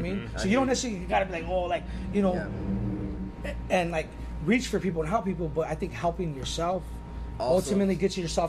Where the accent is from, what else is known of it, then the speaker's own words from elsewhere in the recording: Los Angeles, California, United States; Growing up on the West Coast